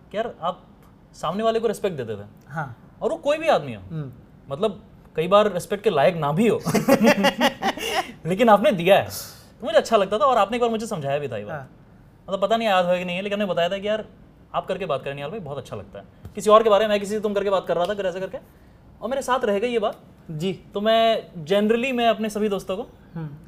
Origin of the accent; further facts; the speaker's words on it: Patna, Bihar, India; हम जिन शहरों में बड़े हुए जैसे मैं पटना में बड़ा हुआ